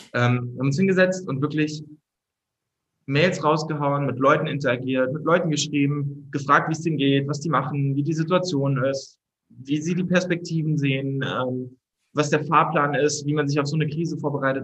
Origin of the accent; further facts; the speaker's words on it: Berlin, Germany; als Berliner